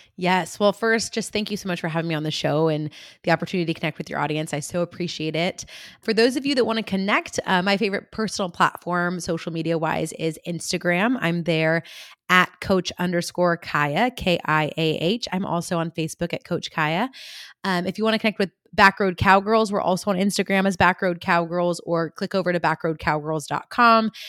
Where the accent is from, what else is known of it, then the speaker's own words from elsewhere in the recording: California, United States; I'm from California